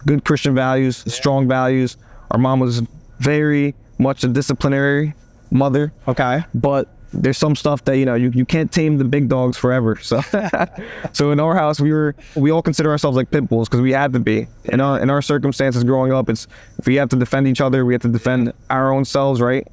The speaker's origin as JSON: {"language": "English", "country": "United States", "said": "I'm a sixth generation American"}